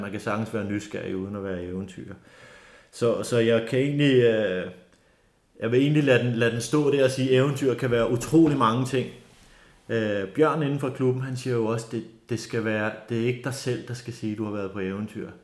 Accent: North Zealand, Capital Region of Denmark, Denmark; also born or lived in Bornholm; jeg er født og opvokset her i Nordsjælland i Lønge, en lille

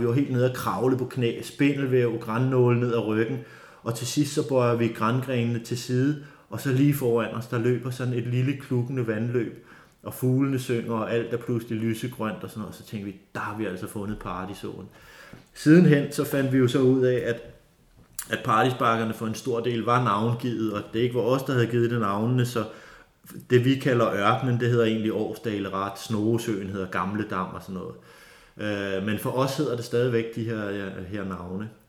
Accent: North Zealand, Capital Region of Denmark, Denmark; also born or lived in Bornholm; jeg er født og opvokset her i Nordsjælland i Lønge, en lille

